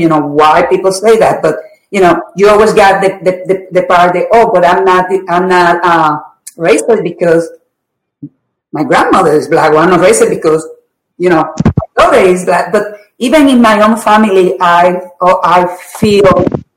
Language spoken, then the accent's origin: English; Puerto Rico; I grew up in a very poor neighborhood in Puerto Rico